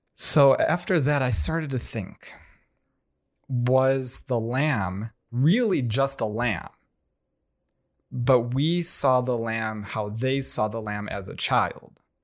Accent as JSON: {"language": "English", "country": "United States"}